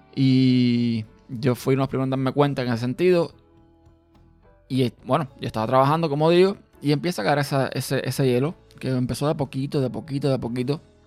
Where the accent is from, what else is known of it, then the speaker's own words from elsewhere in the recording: Cuba; now in Austin, United States; Yo nací, como muchos saben, en Cuba